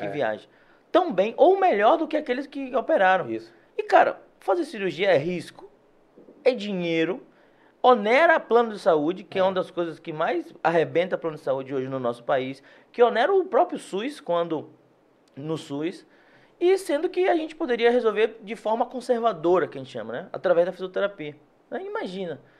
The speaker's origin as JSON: {"language": "Portuguese", "town": "Salvador", "region": "Bahia", "country": "Brazil", "tie": "born or raised there", "said": "Eu sou do Cabula, certo. nascido e criado no Cabula."}